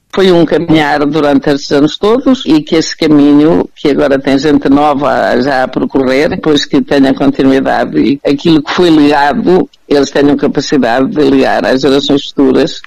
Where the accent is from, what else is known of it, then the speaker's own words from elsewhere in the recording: Manhouce, Viseu, Portugal; nas cantigas e nas coisas da minha terra